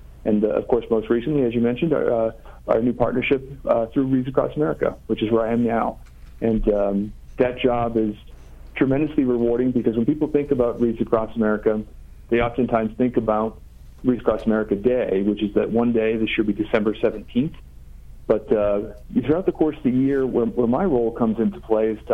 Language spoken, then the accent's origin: English; Swampscott, Massachusetts, United States; moved away as an adult; I'm a born and raised in Massachusetts up in Swampscott